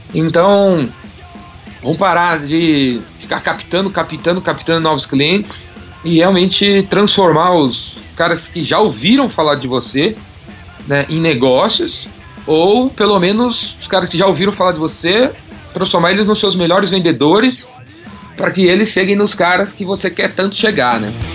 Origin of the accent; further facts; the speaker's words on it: São Paulo, Brazil; eu sou de São Paulo, sou paulistano